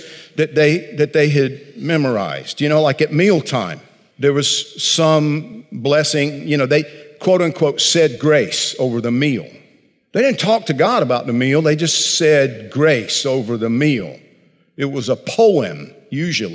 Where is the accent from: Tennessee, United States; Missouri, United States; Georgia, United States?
Georgia, United States; I grew up in Georgia, tobacco country